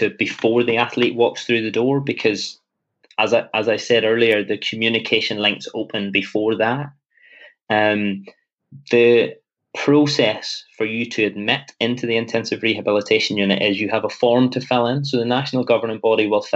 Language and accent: English; Northern Ireland, United Kingdom; I'm very Northern Irish in my approach